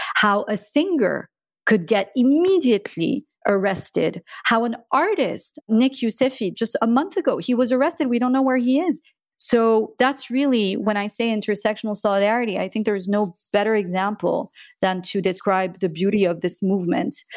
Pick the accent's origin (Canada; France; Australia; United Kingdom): France; south of France; also born or lived in Iran / United States; I grew up in South of France, it was beautiful